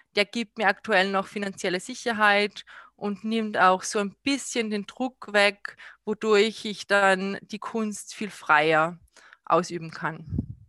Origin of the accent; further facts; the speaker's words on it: Salzburg, Austria; ich bin aus Salzburg, ich habe mein Atelier in Pasch